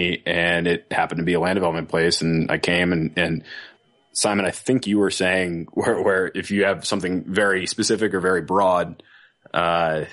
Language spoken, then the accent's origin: English; North Carolina, United States; also born or lived in Virginia / Washington, D.C.; now in Denver, United States; I'm from North Carolina originally.